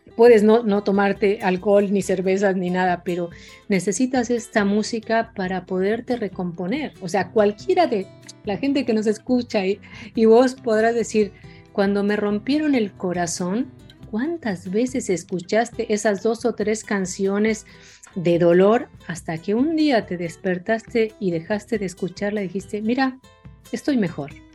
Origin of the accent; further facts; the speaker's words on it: Mexico; moved away as an adult; now in Argentina; siendo mexicana en Buenos Aires o en Argentina